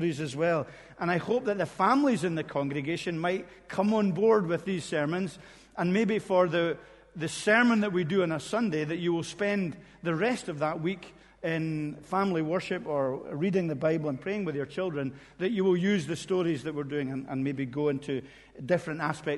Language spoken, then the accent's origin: English; Corpach, Scotland, United Kingdom; I was born in Corpach, which is on the west coast, just beside Fort William